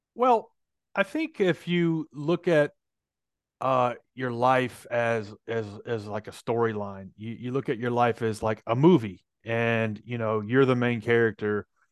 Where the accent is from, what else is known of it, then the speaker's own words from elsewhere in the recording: Nashville, Tennessee, United States; I'm from Nashville